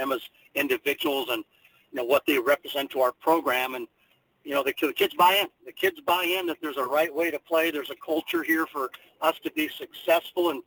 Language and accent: English; California, United States; now in Kansas, United States; I'm a Californian myself